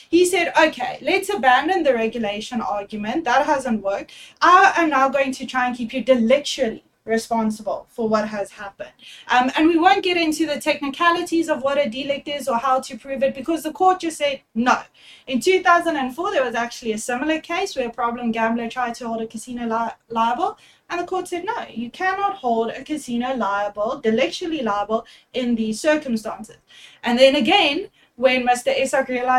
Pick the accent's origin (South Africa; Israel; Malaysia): South Africa; Durban, KwaZulu-Natal; I'm actually from Durban, so I attended once when I turned 18 or 19. I went to our big casino in Durban